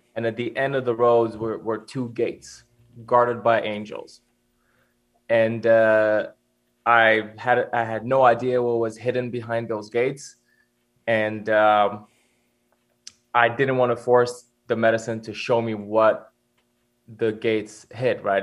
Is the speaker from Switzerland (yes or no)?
yes; Switzerland; I grew up, I grew up in Switzerland